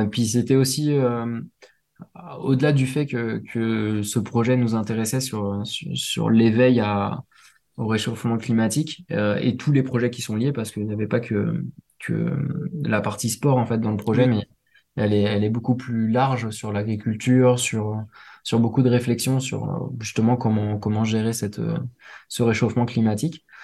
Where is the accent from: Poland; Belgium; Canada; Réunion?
Réunion; il y en a chez moi à La Réunion